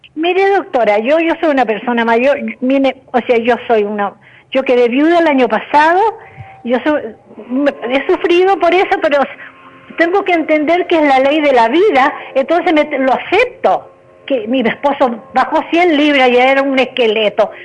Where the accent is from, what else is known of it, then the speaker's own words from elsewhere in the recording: Chile; moved away; yo soy chilena